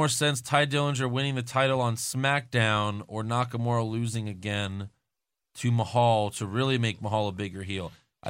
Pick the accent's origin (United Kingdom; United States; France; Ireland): Ireland; this is my first year watching the NFL, so I'm from since I'm from Ireland, which team should I support?